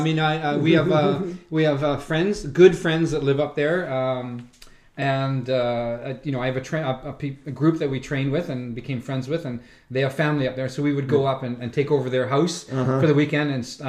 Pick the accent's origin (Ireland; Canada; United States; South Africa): Canada; Surrey, British Columbia; born or raised there; also born or lived in Vancouver / Ashcroft